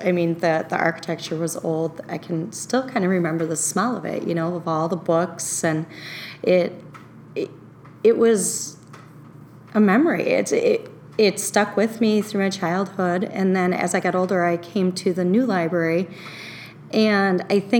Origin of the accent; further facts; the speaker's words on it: Oconomowoc, Wisconsin, United States; Well, it's grown quite a bit since I was a child. But it's still, even though it's broadened its borders and there are more people living